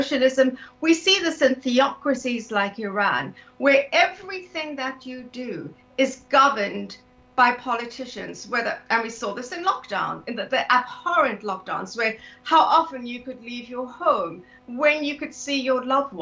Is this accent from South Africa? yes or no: yes; South Africa; moved away as an adult; also born or lived in London, United Kingdom / Singapore / Canada; now in United Kingdom; I'm South African originally. I left South Africa in my late 20s and immigrated to the UK